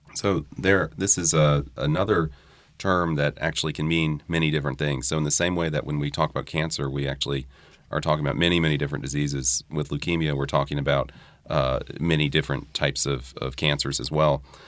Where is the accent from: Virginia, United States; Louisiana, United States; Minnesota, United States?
Louisiana, United States; New Orleans; also born or lived in Durham, North Carolina; I grew up here. I earned my medical degree at L S U in New Orleans